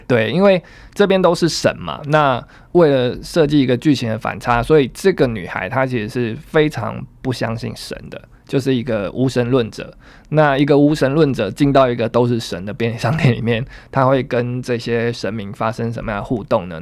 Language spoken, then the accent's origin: Chinese; Taiwan; 也去展现新一代我们台湾人的样貌